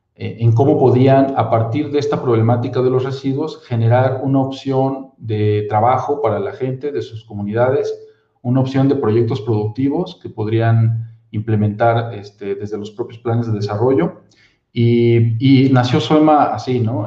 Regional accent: Mexico

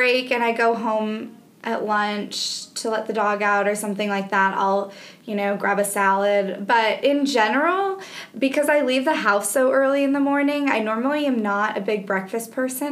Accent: Evanston, Illinois, United States; now in Birmingham, United States; I grew up in Evanston, which is just outside of Chicago

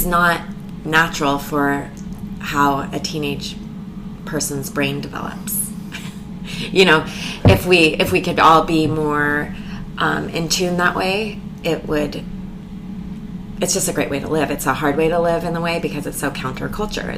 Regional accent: Eugene, Oregon, United States; also born or lived in Taos, New Mexico; I grew up in Eugene, Oregon. Most of my childhood

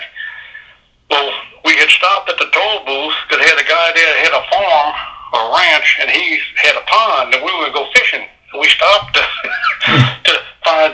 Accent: Louisiana, United States; also born or lived in New Orleans, Louisiana / Presidio, Texas; I'm from Louisiana

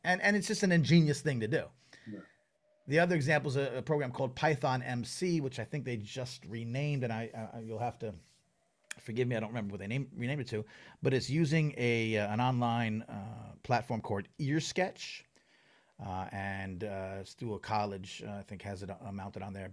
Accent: Long Island, New York, United States; I grew up on Long Island

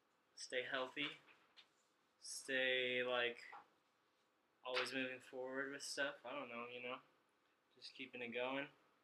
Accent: Oceanside, California, United States; born or raised there

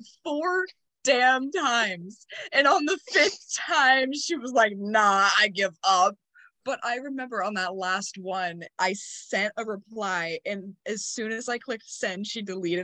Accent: West Virginia, United States; I was from West Virginia.

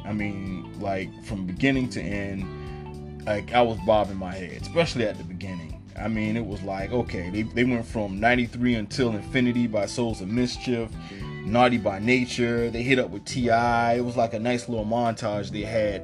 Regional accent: Savannah, Georgia, United States; also born or lived in New York; when my mother moved from New York with me back to Savannah

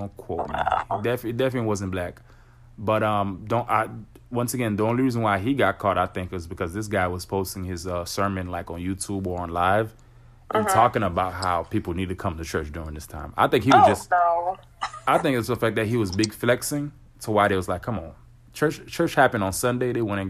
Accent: Florida, United States; Well, I'm not going to want to be the one to talk too much because I'm from Florida. We're here in Florida.

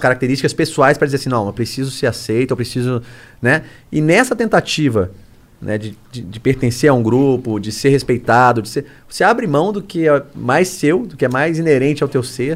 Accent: Brasília, Federal District, Brazil; Lá em Brasília, eu sou de Brasília, né? Moro lá.

